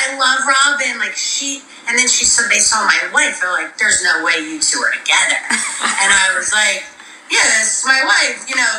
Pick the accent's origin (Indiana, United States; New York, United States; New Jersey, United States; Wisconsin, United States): New Jersey, United States; Montville; I grew up in Montville, so that's where most of the New Jersey Housewives are from.